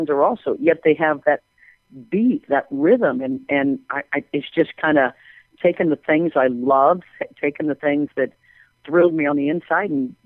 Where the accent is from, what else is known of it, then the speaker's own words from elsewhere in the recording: Kansas, United States; moved away; I grew up in Kansas